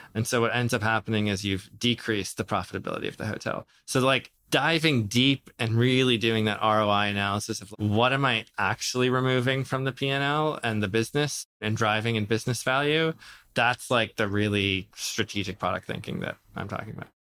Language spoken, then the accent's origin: English; Minnesota, United States; moved away; I grew up in Minnesota to Lebanese immigrant, uh, uh, parents